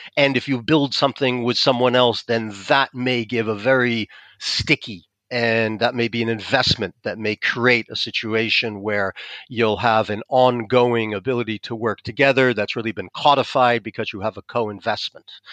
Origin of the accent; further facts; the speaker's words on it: United States; accent: American; moved away as an adult; now in France; I'm American, you can probably tell from my accent